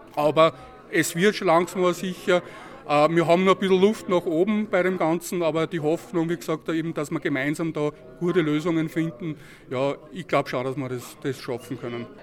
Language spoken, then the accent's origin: German; Linz, Upper Austria, Austria; Ich komme ja aus dem Linzer Süden